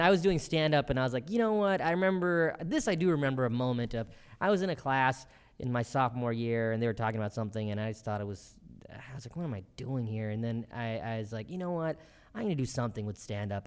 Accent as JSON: {"language": "English", "town": "Bennettsville", "region": "South Carolina", "country": "United States", "tie": "born or raised there", "also_born_or_lived": "Columbia, South Carolina", "said": "I was born in Columbia, South Carolina, and I was raised mostly in the town of Bennettsville, South Carolina, where I moved when I was about two"}